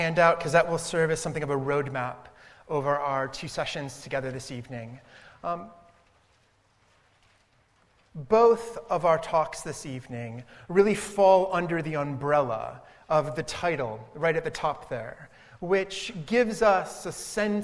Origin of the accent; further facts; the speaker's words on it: Cleveland, Ohio, United States; moved away as an adult; also born or lived in Southern California; now in United Kingdom; I grew up in Cleveland, Ohio, in the States.